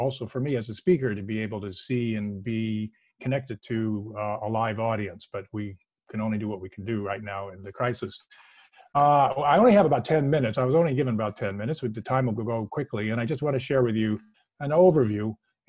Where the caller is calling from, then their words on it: Northern California, United States; I'm calling from Northern California.